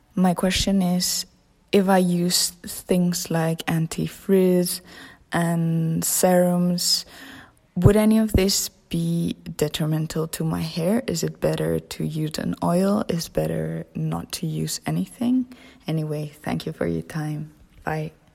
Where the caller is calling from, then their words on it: Spain; I'm calling from Spain